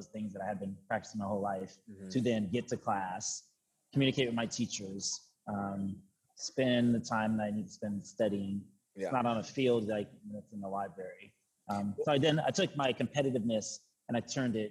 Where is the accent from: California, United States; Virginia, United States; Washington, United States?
Washington, United States; Kennewick; also born or lived in Pasco, Washington; now in Seattle, United States; I'm from Eastern Washington, from Tri-Cities. So Kennewick, Washington is where I was.